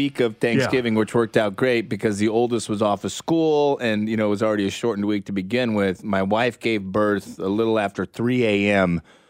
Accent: Kansas City, Missouri, United States; growing up in Kansas City

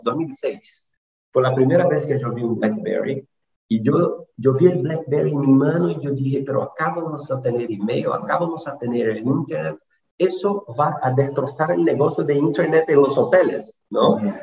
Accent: Brazil; soy brasileño

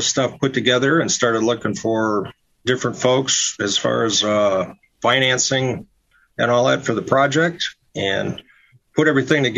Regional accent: Royal Oak, Michigan, United States; also born or lived in Traverse City, Michigan; I'm actually from Michigan. And I kind of call Royal Oak, Michigan, which is a suburb of Detroit, my hometown

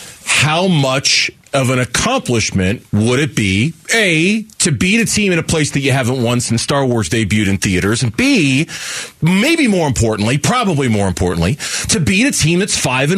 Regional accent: Arizona, United States; being that I was born and raised in Arizona and never really spent any time out of Arizona

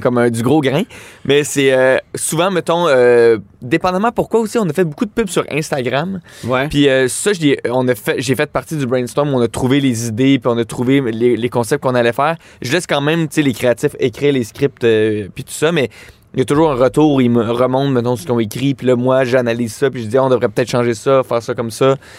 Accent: Laval, Quebec, Canada; je viens de Laval

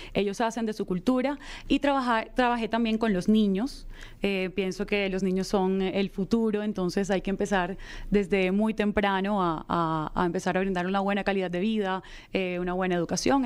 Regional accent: Colombia; ayudar a muchas personas que se encontraban en situación vulnerable en mi país

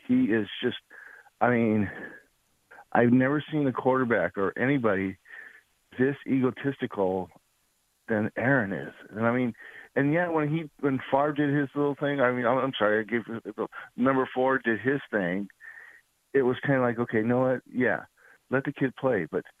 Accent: Wisconsin, United States; born there; now in San Diego, United States; I was born in Wisconsin. You know, my dad got in the military, you know, he got sent out here.

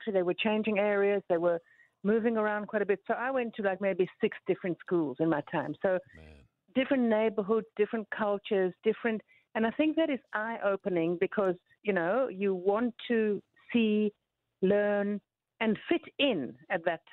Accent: Johannesburg, Gauteng, South Africa; also born or lived in London; I grew up in South Africa

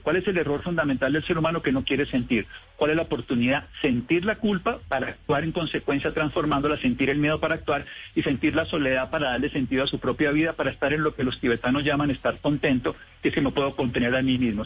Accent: Armero, Tolima, Colombia; Yo soy de Armero Tolima.

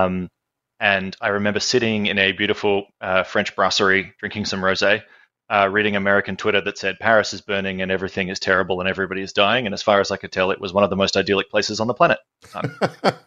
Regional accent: Australia; Yes, indeed, I am

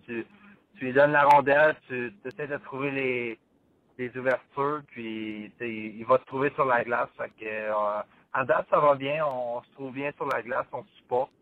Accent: Bathurst, New Brunswick, Canada; j'ai grandi à Bathurst

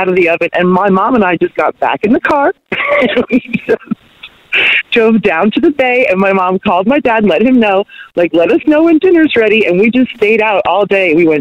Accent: Long Island, New York, United States; now in Carlsbad, United States; I grew up on Long Island, New York

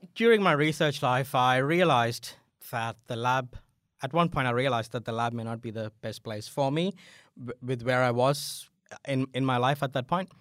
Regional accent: India; moved away as an adult; also born or lived in Adelaide, Australia; now in Australia; I'm originally from India

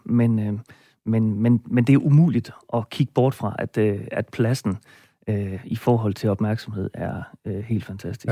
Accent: Roslev, North Denmark Region, Denmark; i min hjemby Roslev

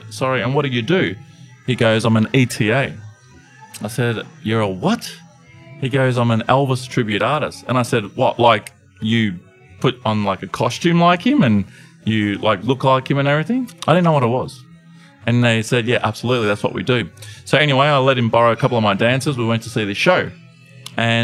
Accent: Melbourne, Victoria, Australia; I'm from Melbourne, Australia.

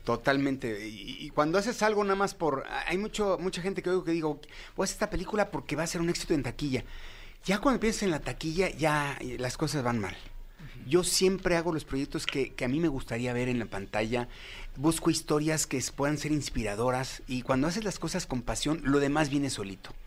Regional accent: Mexico; como mexicanos

